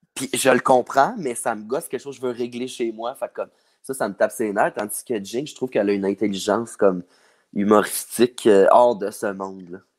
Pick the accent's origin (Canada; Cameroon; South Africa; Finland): Canada; Saint-Jean-sur-Richelieu, Quebec; moved away as an adult; Je viens de Saint-Jean-sur-Richelieu